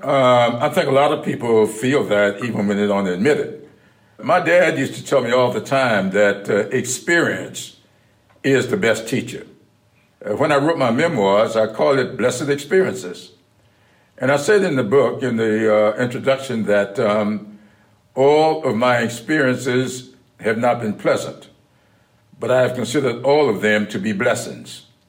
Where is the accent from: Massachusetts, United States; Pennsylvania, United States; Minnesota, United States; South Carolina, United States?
South Carolina, United States; growing up in South Carolina